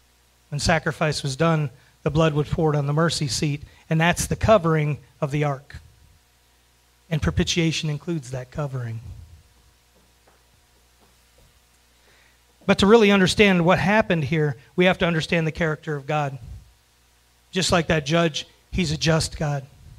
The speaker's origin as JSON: {"language": "English", "region": "Florida", "country": "United States", "lives_now": "Kentucky, United States", "said": "I moved here from Florida. And in Florida, we don't have a whole lot of skunks."}